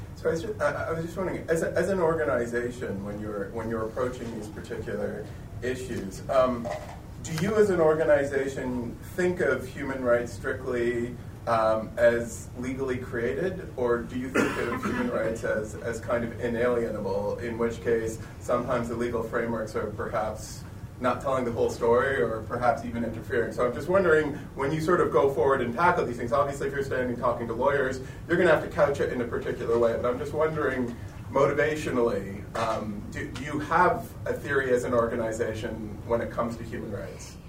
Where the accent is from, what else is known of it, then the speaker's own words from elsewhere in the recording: Canada; I'm, I'm from Canada